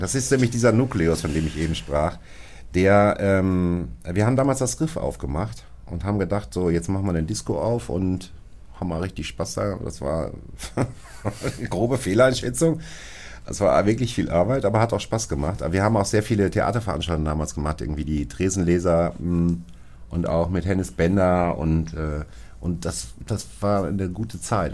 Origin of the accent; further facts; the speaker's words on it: Bochum, North Rhine-Westphalia, Germany; also born or lived in Hattingen; ich als Bochumer